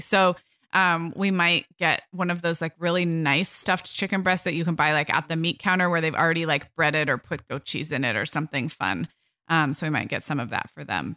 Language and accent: English; California, United States; growing up in kind of health food conscious California in the eighties and nineties